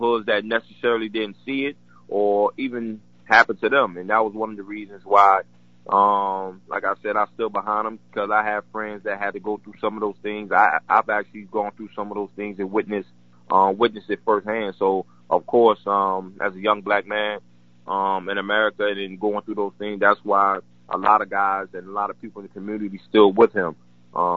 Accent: Newport News, Virginia, United States; my hometown, Newport News.

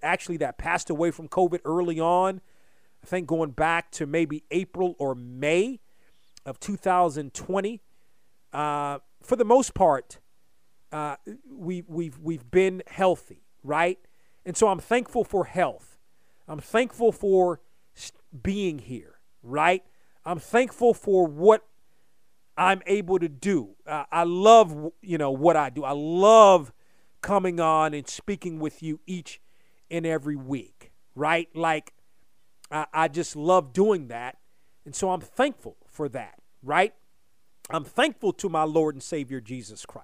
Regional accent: Hyattsville, Maryland, United States; growing up in the Washington area

